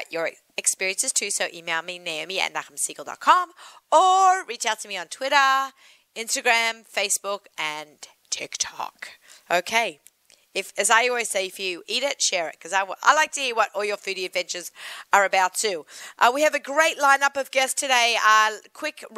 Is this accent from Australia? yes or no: yes; Australia; accent: Aussie; My Aussie accent